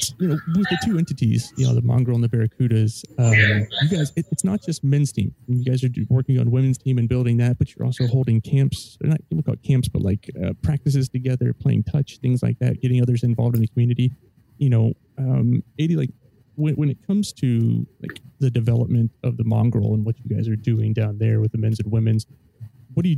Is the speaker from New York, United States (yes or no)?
no; Southern California, United States; Having grown up in Southern California